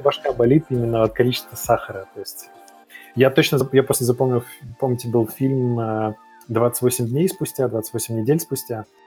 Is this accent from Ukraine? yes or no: no; Kazakhstan; moved away; also born or lived in Belarus; я в детстве жил в Казахстане.